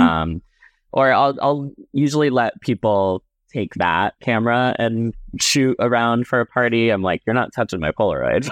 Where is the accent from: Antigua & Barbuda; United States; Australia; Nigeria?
United States; Cape Cod, Massachusetts; now in Brooklyn, New York City, United States; growing up on Cape Cod, um, growing up as a gay little boy